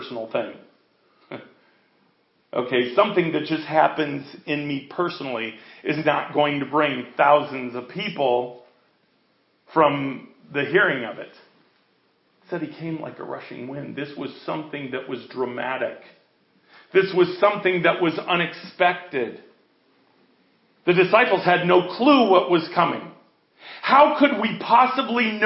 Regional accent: United States; I'm an American

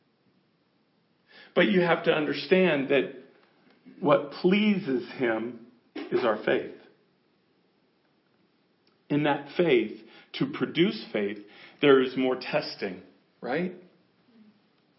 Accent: United States; we're American.

